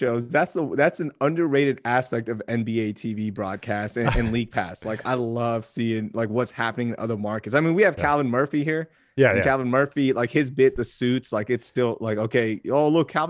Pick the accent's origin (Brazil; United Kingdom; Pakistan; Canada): Pakistan; now in United States; I'm a Pakistani immigrant, okay? And I was the third student of my family to be at the University of Texas.